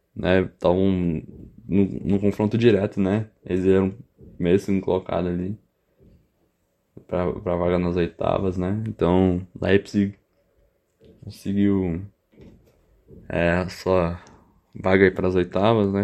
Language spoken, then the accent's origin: Portuguese; Brazil; nós como brasileiros